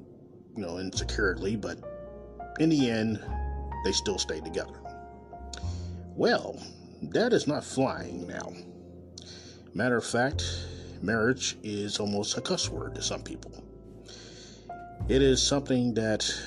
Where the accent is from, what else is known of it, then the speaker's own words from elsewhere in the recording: Kansas City, Missouri, United States; Coming live and direct from Kansas City, Missouri, my hometown.